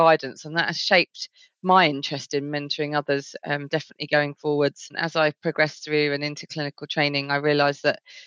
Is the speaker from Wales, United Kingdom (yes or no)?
no; Essex, East of England, United Kingdom; I grew up in a fairly, I guess, white area of Essex